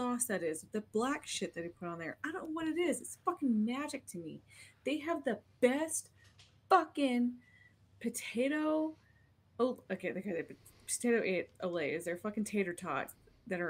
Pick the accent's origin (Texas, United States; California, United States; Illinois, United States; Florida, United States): Texas, United States; Snyder; born or raised there; moved away